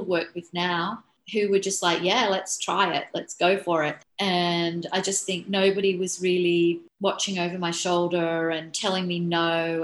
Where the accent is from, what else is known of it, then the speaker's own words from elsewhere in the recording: Australia; I was hired as a Australian designer